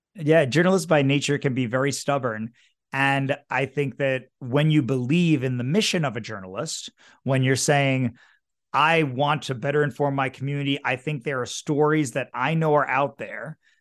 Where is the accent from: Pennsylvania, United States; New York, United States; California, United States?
New York, United States; New York City; I grew up in New York City